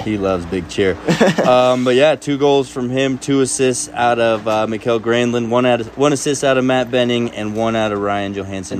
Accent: Spain; moved away; I'm from Spain

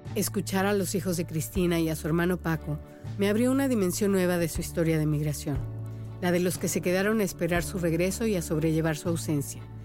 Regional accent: Mexico; moved away as an adult; now in Miami, United States; soy periodista y soy mexicana

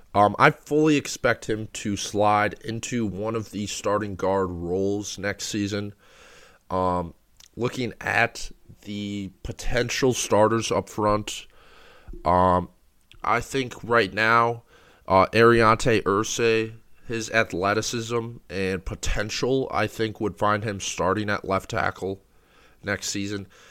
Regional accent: Minnesota, United States; I just wanted to go home and go to the University of Minnesota.

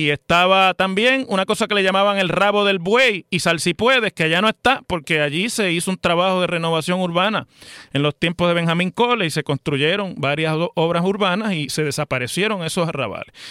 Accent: Mayagüez, Puerto Rico; como yo soy de Mayagüez, conozco el área.

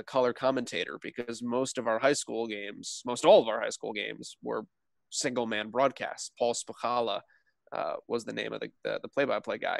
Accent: Clinton, New Jersey, United States; now in Indiana, United States; I'm from New Jersey originally. I grew up in Clinton, New Jersey

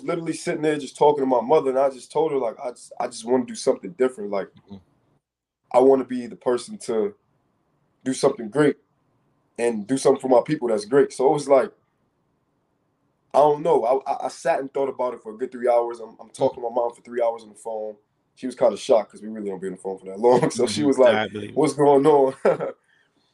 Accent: New York City, New York, United States; also born or lived in Rochester, New York; being from New York growing up

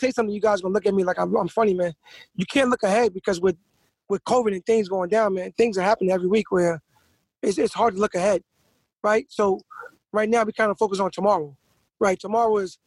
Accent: New York, United States

